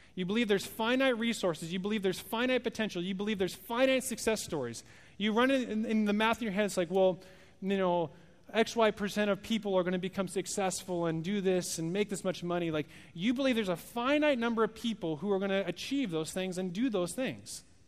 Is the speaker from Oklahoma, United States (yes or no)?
no; Oregon, United States; moved away; I'm not from here, I'm from Oregon.